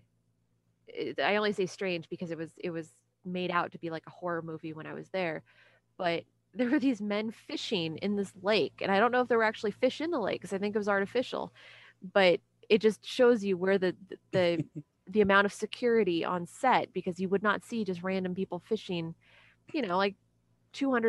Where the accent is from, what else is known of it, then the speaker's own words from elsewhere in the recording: San Diego, California, United States; I'm from San Diego